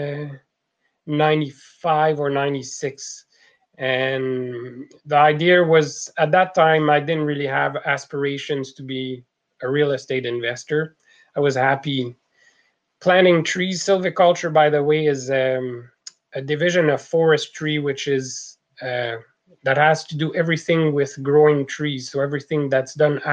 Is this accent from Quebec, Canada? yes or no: yes; Quebec, Canada; accent: French Canadian; moved away as an adult; now in British Columbia, Canada; as you can tell from the accent, I'm a French Canadian, and I moved from La Belle Province in 1990